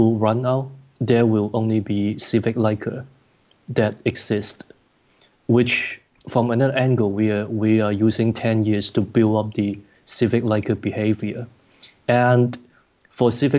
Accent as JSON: {"language": "English", "country": "Hong Kong", "said": "I'm from Hong Kong"}